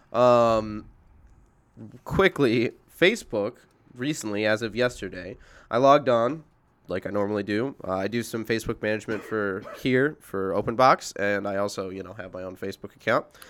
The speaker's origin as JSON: {"language": "English", "town": "Indianapolis", "region": "Indiana", "country": "United States", "moved": "yes", "said": "I'm originally from Indianapolis"}